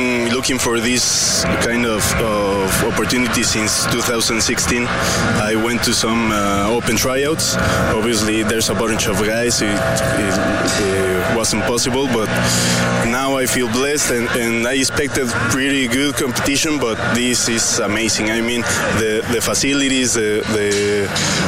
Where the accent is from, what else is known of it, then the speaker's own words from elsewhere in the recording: Mexico City, Mexico; moved away; I'm from Mexico City, born and raised.